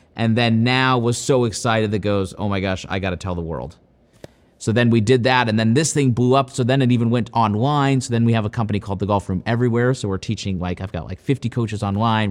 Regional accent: Powell, Ohio, United States; I'm from Powell, which is basically right here. Um, and I played high school golf here.

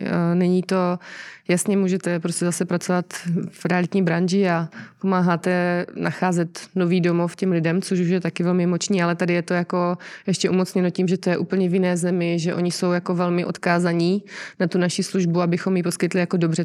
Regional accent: Czechia; jako Češi

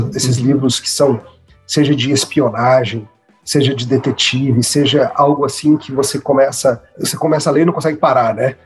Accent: Brasília, Federal District, Brazil; also born or lived in São Paulo; originalmente de São Paulo, mas eu já, eu já, cresci em Brasília, nem lembro de outra coisa

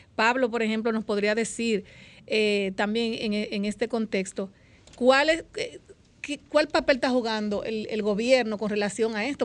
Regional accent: Dominican Republic; vivo en mi país

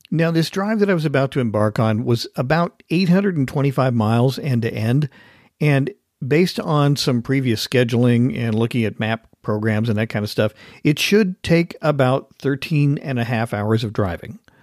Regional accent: Oregon, United States; now in Washington, United States; I was born in Oregon

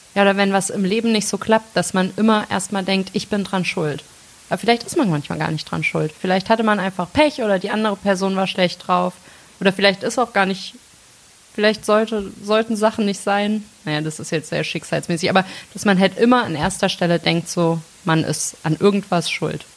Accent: Melsungen, Hesse, Germany; now in Bonn, Germany; ich komme aus äh, Nordhessen, aus Melsung, absolute Lokalpatriotin

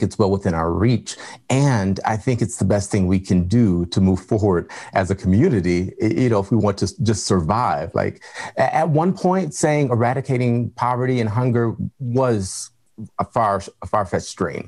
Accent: Detroit, Michigan, United States; I'm from Detroit and have family in Flint

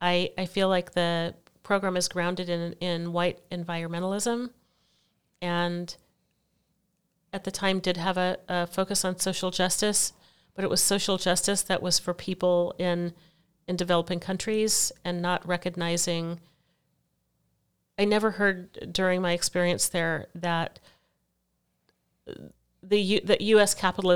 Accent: Portland, Oregon, United States; also born or lived in Eugene / Venezuela / Mexico / Washington, D.C.; I was born here in Portland, Oregon, spent my early years here in Portland and Eugene, Oregon, Venezuela, Mexico, Washington, D.C. So my family moved around a lot.

